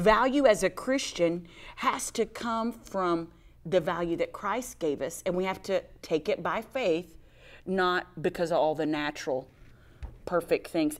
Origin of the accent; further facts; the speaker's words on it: Texas, United States; I'm from Texas